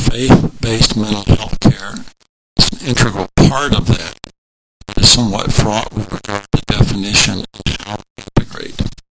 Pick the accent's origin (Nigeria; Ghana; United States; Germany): Nigeria; I was born and raised in MK in Nigeria